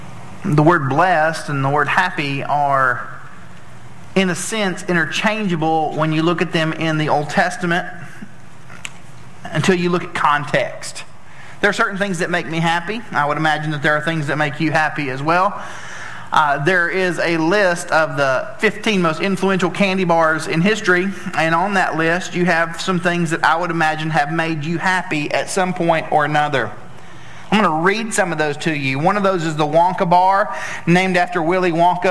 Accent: Tennessee, United States; I'm from Tennessee and we don't pronounce a lot of words correctly

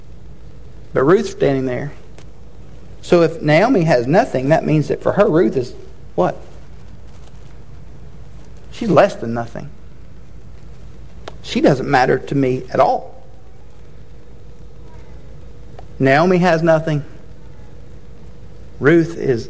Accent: Chattanooga, Tennessee, United States; I went to college in my hometown, and so if you're unfamiliar, the University of Tennessee Chattanooga

